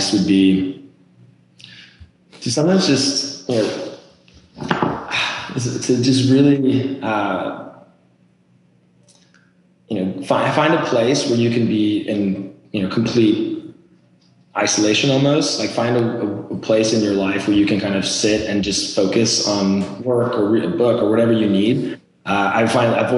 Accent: Norway; moved away as an adult; now in United States; I'm actually originally from Norway, born and raised. I came to the US for college

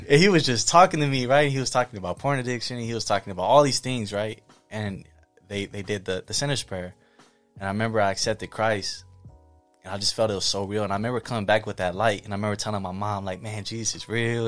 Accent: Pomona, California, United States; also born or lived in Michigan; I'm from Pomona

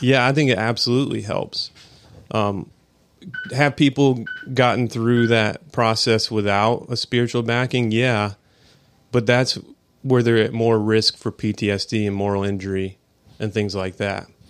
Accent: Atlanta, Georgia, United States; I'm from High Atlanta, Georgia.

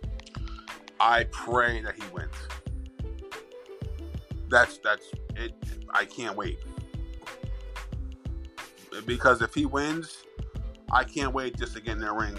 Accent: Philadelphia, Pennsylvania, United States; I'm from Philly.

